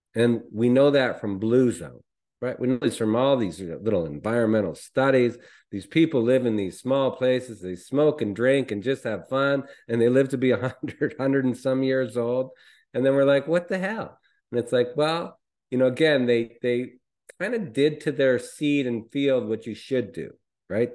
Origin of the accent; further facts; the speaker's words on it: Canada; I'm Canadian